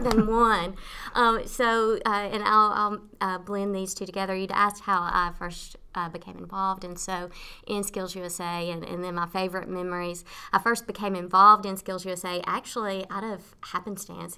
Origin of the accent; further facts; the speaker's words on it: Nashville, Tennessee, United States; moved away as an adult; now in Leesburg, Virginia, United States; I'm originally from Tennessee, from Nashville, Tennessee